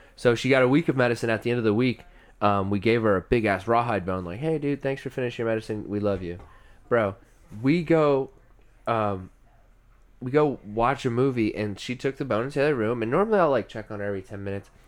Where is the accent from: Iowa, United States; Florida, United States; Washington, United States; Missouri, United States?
Iowa, United States; now in Texas, United States; I'm from Iowa